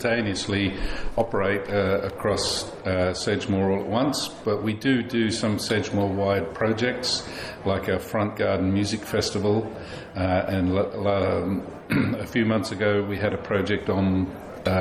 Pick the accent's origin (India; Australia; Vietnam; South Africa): Australia; Tasmania; moved away as an adult; also born or lived in Sydney; now in Somerset, United Kingdom; No, I'm from Australia. I originally grew up in Tasmania and lived most of my life in Sydney.